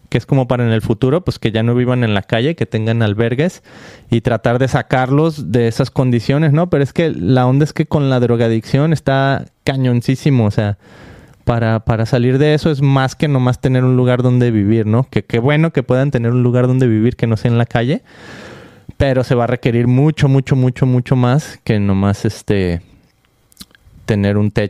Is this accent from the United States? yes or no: no; Guadalajara, Jalisco, Mexico; oh, que yo soy de Guadalajara